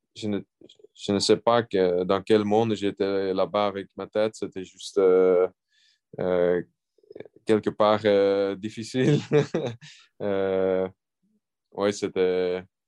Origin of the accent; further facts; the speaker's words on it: Belgium; je suis belge